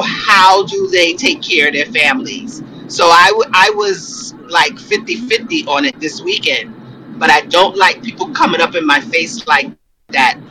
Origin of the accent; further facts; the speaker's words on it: New York, United States; moved away as an adult; now in Texas, United States; I grew up in New York with a lot of Hispanics